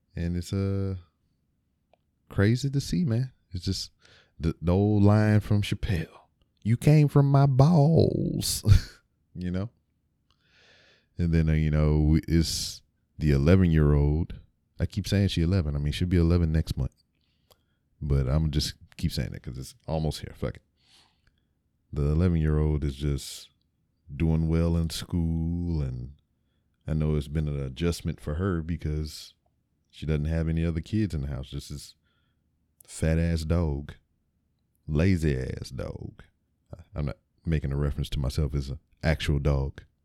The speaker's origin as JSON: {"language": "English", "town": "Lake Charles", "region": "Louisiana", "country": "United States", "tie": "born or raised there", "moved": "yes", "said": "I was born in Lake Charles, Louisiana. I went to a elementary school called Cherry Street, which was later changed to J D Clifton"}